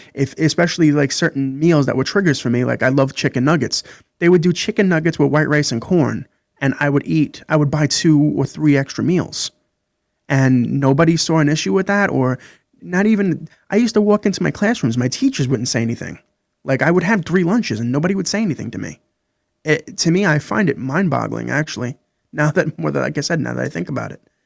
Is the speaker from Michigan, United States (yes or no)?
no; New York City, New York, United States; I grew up in Brooklyn, New York